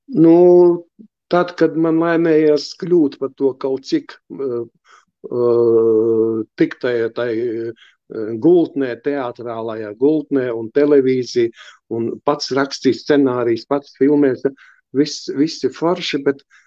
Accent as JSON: {"language": "Latvian", "region": "Riga", "country": "Latvia", "tie": "born or raised there", "said": "es esmu dzimis un audzis ostā, Andreja ostā, pie lieliem kuģiem"}